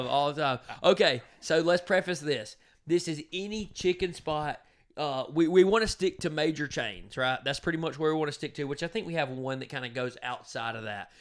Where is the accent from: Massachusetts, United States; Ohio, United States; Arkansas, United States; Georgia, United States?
Georgia, United States; Donalsonville; I'm from Donaldsonville, Georgia.